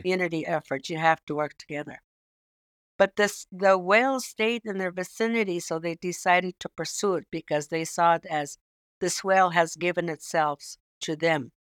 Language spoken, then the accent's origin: English; Savoonga, Alaska, United States; I'm originally from Saint Lawrence Island, which is located in northwest Alaska between mainland Alaska and Russia, but it's closer to Russia. And I'm originally from a small village called Savunga